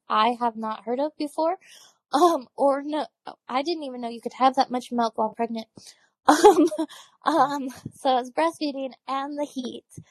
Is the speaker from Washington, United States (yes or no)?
yes; Washington, United States; now in Texas, United States; I'm from Washington, dark and cold